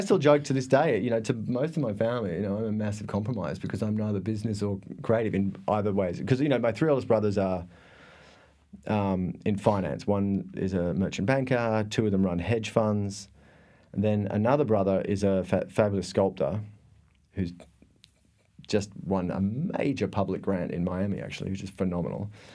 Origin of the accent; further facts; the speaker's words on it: Thredbo, New South Wales, Australia; moved away; I am from a tiny, tiny remote part of Australia called, oh, I was born in a, in a ski resort